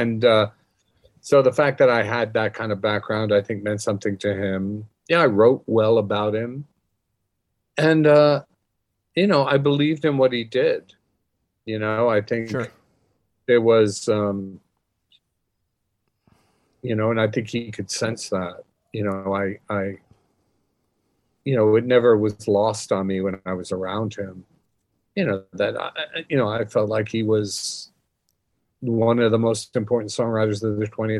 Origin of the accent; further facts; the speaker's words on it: New York City, New York, United States; I grew up in Greenwich Village. I'm a New Yorker.